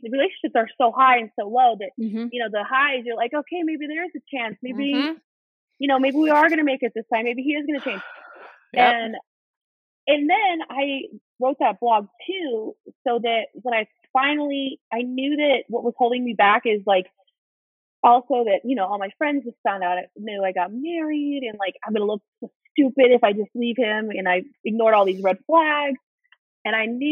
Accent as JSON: {"language": "English", "town": "Orlando", "region": "Florida", "country": "United States", "tie": "born or raised there", "also_born_or_lived": "New Mexico / Los Angeles / Washington, District of Columbia, United States", "moved": "as an adult", "said": "Orlando is my hometown, like from when I was a kid."}